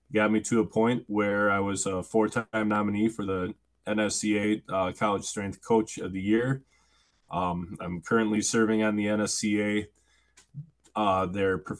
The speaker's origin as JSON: {"language": "English", "town": "Oshkosh", "region": "Wisconsin", "country": "United States", "tie": "born or raised there", "also_born_or_lived": "River Falls, Wisconsin", "said": "I grew up in the Fox River Valley, in the heart of Oshkosh"}